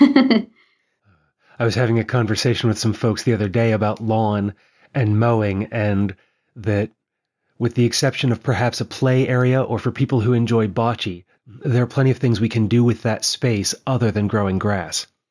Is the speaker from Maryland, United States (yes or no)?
yes; Western Maryland, United States; now in Pennsylvania, United States; where I grew up in Western Maryland, we have a lot of limestone outcrops